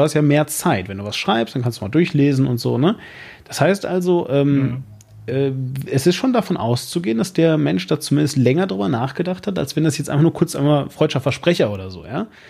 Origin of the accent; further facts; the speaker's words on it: Germany; als Deutscher